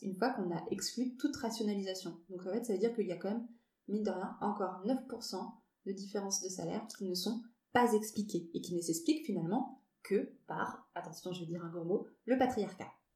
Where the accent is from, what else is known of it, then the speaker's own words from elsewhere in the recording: Bordeaux, Nouvelle-Aquitaine, France; now in Paris, France; je suis bordelaise d'origine, euh, expatriée, j'aime bien dire que je suis bordelaise expatriée à Paris